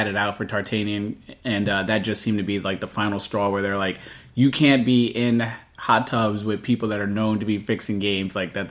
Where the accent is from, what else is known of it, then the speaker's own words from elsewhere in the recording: Bay Area, California, United States; I grew up growing up in the Bay Area.